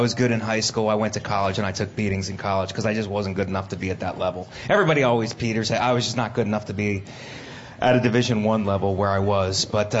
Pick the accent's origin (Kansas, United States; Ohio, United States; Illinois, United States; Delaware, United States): Ohio, United States; Youngstown; moved away; I'm from Youngstown, Ohio, which is was a steel town, but now it's just it went down because the steel mills went down in the late 70s, so it never recovered.